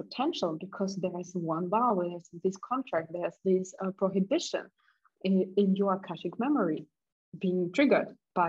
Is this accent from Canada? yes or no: no; Germany; also born or lived in Kazakhstan / Russia; because I was born in Kazakhstan and later we immigrated to Russia back. And when I was 10, we moved to Germany